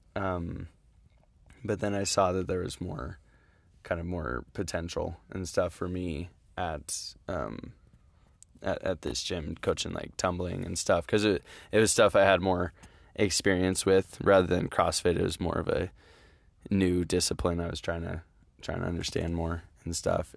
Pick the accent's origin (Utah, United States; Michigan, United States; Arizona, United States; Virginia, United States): Utah, United States; I'm from Utah